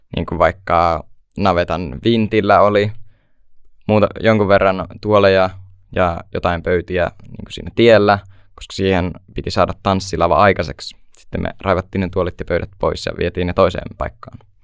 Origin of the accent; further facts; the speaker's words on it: Hollola, Päijät-Häme, Finland; mä oon 16 vuotta ja tuun Hollolasta